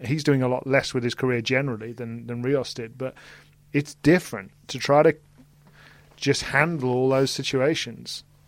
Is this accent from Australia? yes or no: no; United Kingdom; in terms of being British